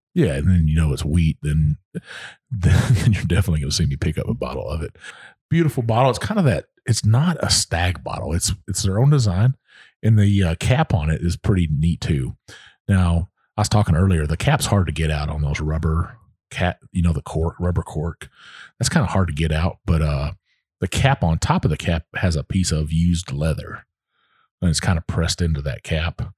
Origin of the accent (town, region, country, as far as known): Texas, United States; born or raised there; moved away